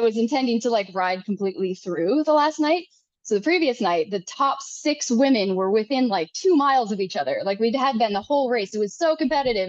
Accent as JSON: {"language": "English", "region": "Minnesota", "country": "United States", "tie": "born or raised there", "also_born_or_lived": "Sonoran Desert, Arizona", "moved": "yes", "lives_now": "Arizona, United States", "said": "i'm a minnesota farm girl like i did not grow up running across mountains"}